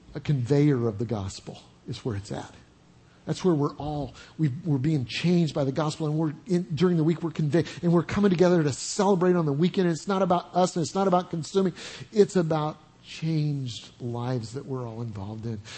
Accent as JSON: {"language": "English", "region": "Oklahoma", "country": "United States", "said": "I'm from Oklahoma"}